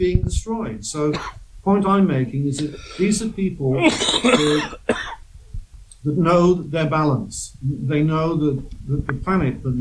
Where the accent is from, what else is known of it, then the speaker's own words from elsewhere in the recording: Wales, United Kingdom; moved away; I'm from the UK, I'm from Britain, I'm from Wales originally